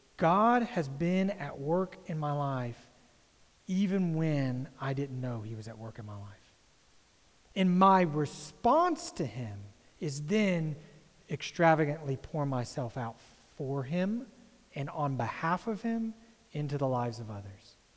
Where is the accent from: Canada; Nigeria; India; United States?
United States; as an American